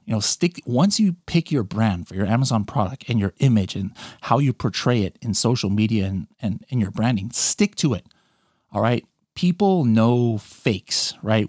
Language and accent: English; California, United States; I was born in California. My, my mom was born in the Philippines. My dad is American. And, um, I lived in California, you know, pretty much my whole life